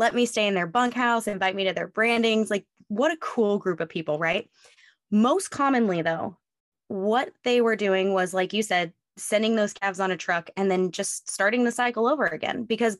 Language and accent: English; West Coast, moved here from Oregon, United States; moved away as an adult; I grew up on the West Coast.